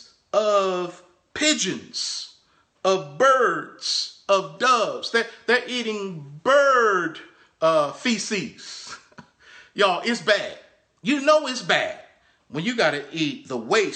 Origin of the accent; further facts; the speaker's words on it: Baltimore, Maryland, United States; growing up in Baltimore